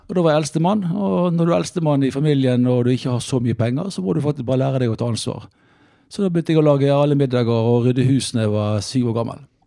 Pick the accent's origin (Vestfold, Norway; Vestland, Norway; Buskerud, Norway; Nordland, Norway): Vestland, Norway; Bergen; moved away as an adult; now in Oslo, Norway; erkebergenser er jeg egentlig, fordi det er der jeg vokste opp